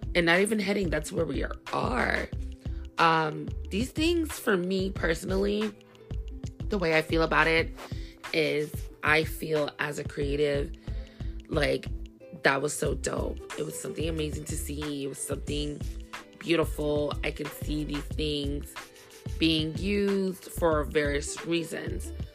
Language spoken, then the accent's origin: English; New York City, New York, United States; I'm from Brooklyn